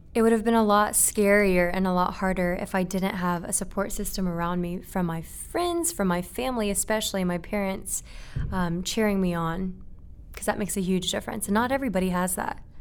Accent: Marietta, Georgia, United States; also born or lived in Japan; I was born and raised in Japan until I was seven, and then I moved to Marietta, which is where we're at right now

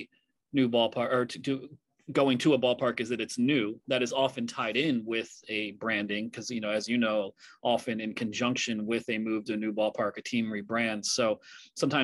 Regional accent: Philadelphia, Pennsylvania, United States; now in New York City, United States; I grew up in the Philadelphia area. I live in New York City

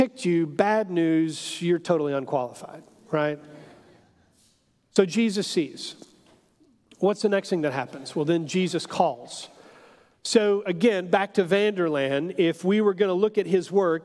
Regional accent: Houston, Texas, United States; I'm an American, I'm a Texan, I'm a Houstonian

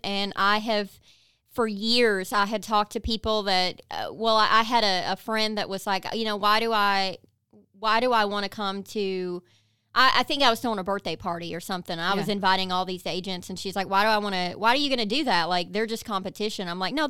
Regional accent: Kentucky, United States; Like, I drive a big old Jeep. I'm from Eastern Kentucky. I was not supposed to do anything like this.

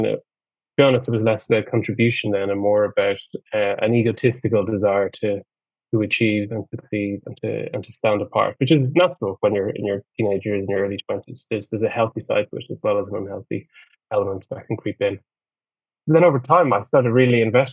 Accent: Ireland; That was the culture that I grew up in Ireland

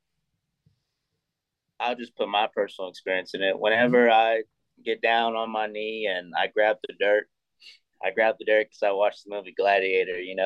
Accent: Texas, United States; first language English; I'm from Texas.

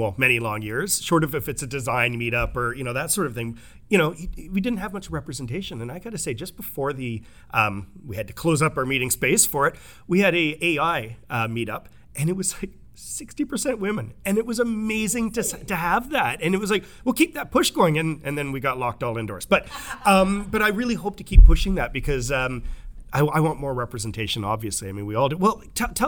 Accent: Tsawwassen, British Columbia, Canada; I grew up in Tawasin next to the Tawasin, you know, indigenous area

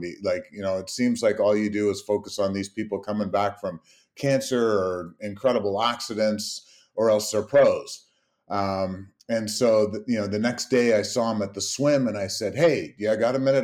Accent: Canada; being Canadian

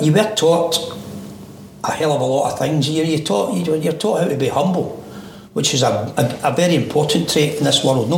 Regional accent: Glasgow, Scotland, United Kingdom; Born in Govan, moved from Govan into Pollock.

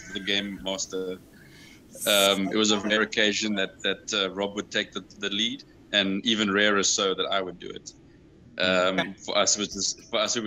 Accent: Cape Town, Western Cape, South Africa; moved away as an adult; I moved away from Cape Town in my mid-20s

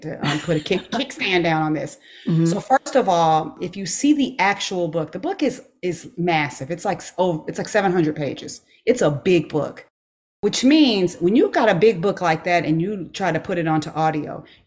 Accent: Los Angeles, California, United States; also born or lived in Inglewood / Tuskegee / Nashville; now in Georgia, United States; I grew up off of Crenshaw Boulevard

